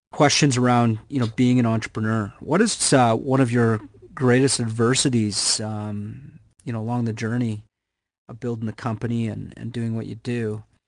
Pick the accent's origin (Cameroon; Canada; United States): Canada; I'm Canadian